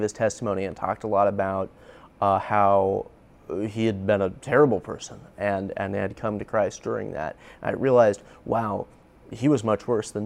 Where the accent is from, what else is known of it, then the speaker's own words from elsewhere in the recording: Indianapolis, Indiana, United States; I grew up here in Indianapolis near like Glendale, the Glendale area